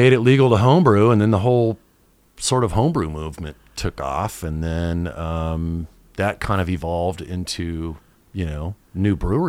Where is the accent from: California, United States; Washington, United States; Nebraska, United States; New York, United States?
California, United States; Chula Vista; And I grew up in Chula Vista.